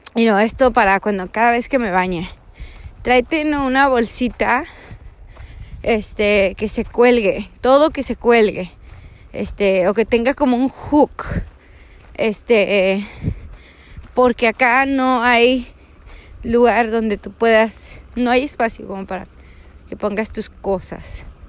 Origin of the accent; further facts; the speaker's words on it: Mission, Texas, United States; moved away; del valle de Texas, de donde yo soy. Eh, nací en Misión